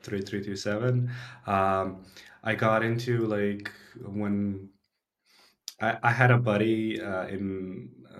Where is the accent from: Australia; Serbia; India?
Serbia; Belgrade; I'm based from Belgrade in Serbia, born and raised. I've been here all my life